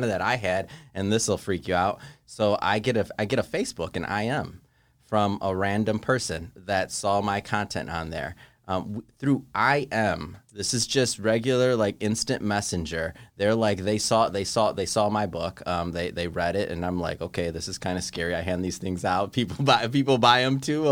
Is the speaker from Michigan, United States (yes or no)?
yes; Michigan, United States; now in Santa Monica, United States; I'm from Michigan